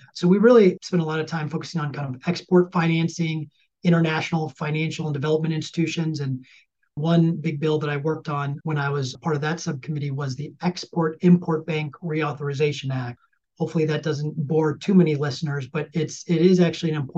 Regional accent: Ozaukee County, Wisconsin, United States; moved away as an adult; now in Washington, D.C., United States; my home county of Ozaukee County.

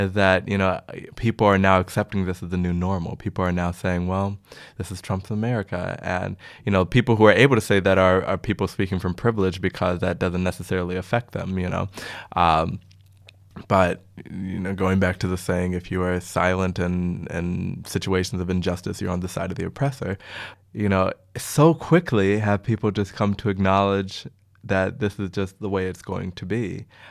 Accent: Chicago, Illinois, United States; moved away as an adult; now in Amsterdam, Netherlands; I hail from Chicago, the windy city

